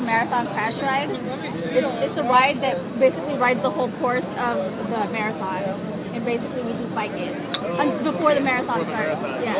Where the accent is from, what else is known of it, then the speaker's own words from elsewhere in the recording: California, United States; I'm from the 909, too